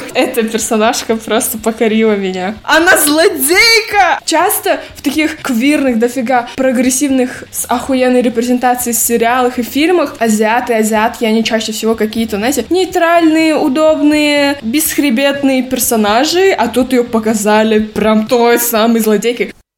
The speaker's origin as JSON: {"language": "Russian", "region": "Almaty", "country": "Kazakhstan", "said": "я активистка из Казахстана, города Алматы."}